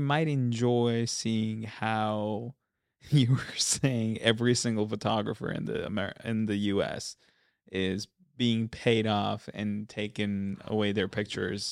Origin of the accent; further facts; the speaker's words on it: India; we're Indian.